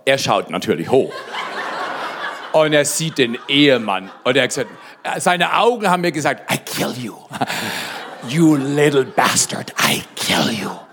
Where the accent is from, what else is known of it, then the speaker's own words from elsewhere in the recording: Black Forest, Baden-Württemberg, Germany; bei uns im Schwarzwald